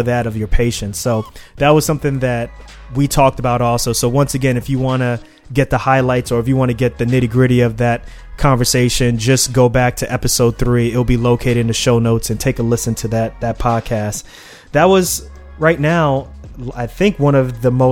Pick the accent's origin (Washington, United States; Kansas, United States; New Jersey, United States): New Jersey, United States; Newark; from Newark, New Jersey, my hometown